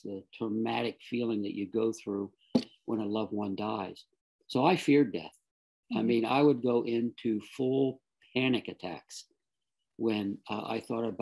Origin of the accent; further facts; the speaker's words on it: South Florida, United States; I grew up in South Florida